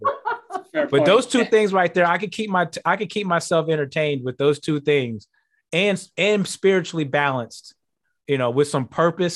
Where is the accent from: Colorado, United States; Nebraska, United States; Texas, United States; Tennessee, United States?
Texas, United States; Houston; also born or lived in Kansas City; now in Green Bay, United States; Houston, where my hometown has been for a while